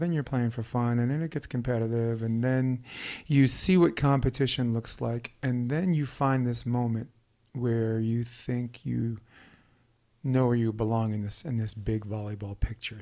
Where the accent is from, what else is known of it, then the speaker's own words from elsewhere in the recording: New York City, New York, United States; born and raised in Brooklyn